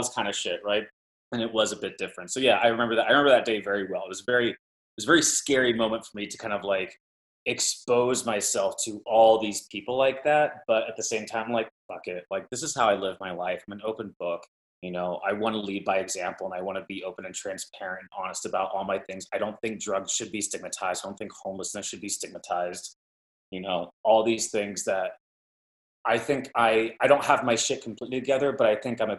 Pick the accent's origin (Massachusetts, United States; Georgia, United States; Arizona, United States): Arizona, United States; Mesa; moved away; also born or lived in Los Angeles / New York; I grew up in Mesa, Arizona